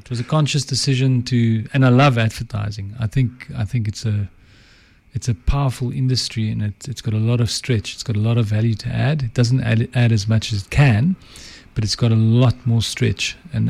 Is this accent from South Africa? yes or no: yes; South Africa; first language Afrikaans; English is a second language; So born into Afrikaans home, so … It's kind of French, but yes, Afrikaans.